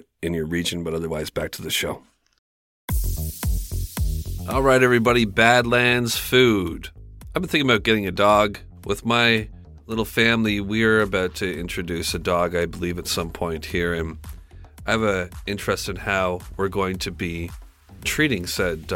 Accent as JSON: {"language": "English", "country": "Canada", "said": "I'm Canadian."}